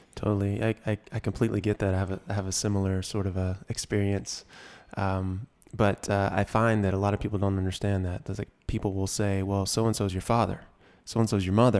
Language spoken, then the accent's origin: English; Georgia, United States; I grew up in Georgia